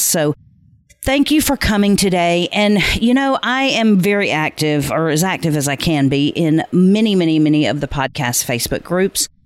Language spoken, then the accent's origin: English; the South, United States; I'm from the South, and so bless their hearts is not necessarily a compliment